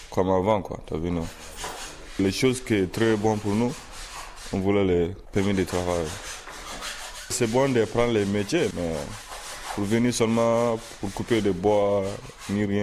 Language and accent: French; Libya; moved away; Je viens de Libye. On a quitté la guerre de Libye pour venir ici.